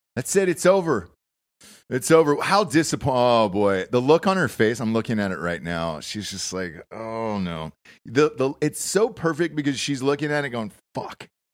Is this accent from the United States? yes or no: yes; Georgia, United States; also born or lived in Los Angeles; now in Austin, United States; Growing up in Georgia, Nobody celebrated Black History Month like, uh, like us in Georgia down there